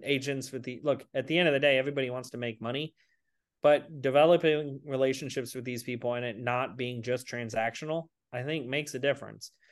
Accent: Atlanta, Georgia, United States; moved away as an adult; also born or lived in California; I grew up in Atlanta

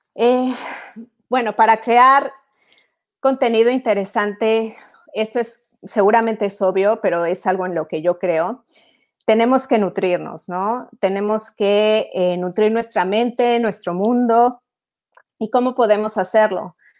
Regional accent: Mexico; moved away as an adult; also born or lived in Italy; now in Europe; soy mexicana, soy italiana, tengo 15 años viviendo en Europa

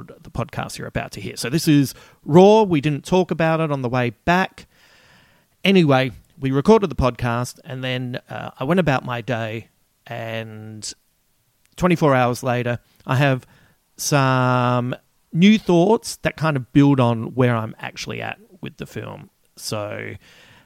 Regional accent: Adelaide, South Australia, Australia; my hometown of Adelaide

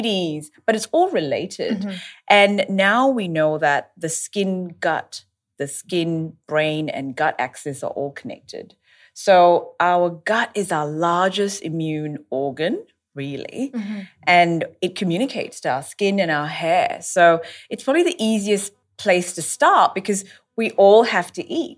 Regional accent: Australia; I'm an Australian dermatologist

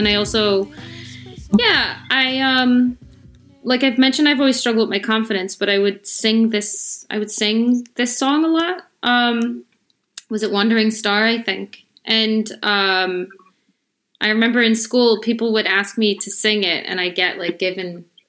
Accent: Chicago, Illinois, United States; born or raised there

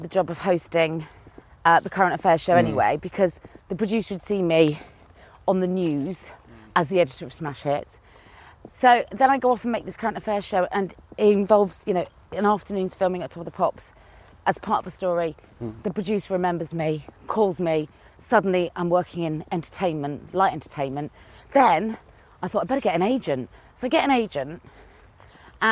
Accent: Cheltenham, South West England, United Kingdom; accent: country; my country accent came out because I'm from Cheltenham in Gloucestershire.

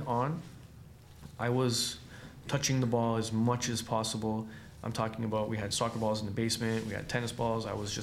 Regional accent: Kitchener, Ontario, Canada; I'm from Kitchener

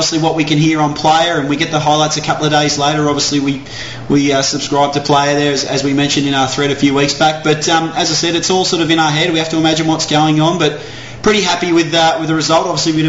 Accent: Australia

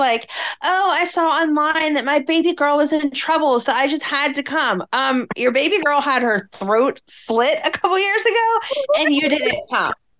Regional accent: Ohio, United States; I am from Ohio

